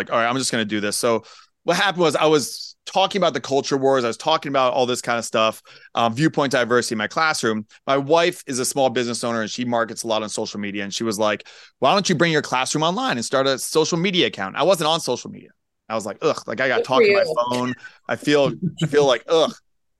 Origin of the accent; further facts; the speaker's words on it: Pennsylvania, United States; moved away; it's a lot of transplants. You know, like I'm from Pennsylvania originally.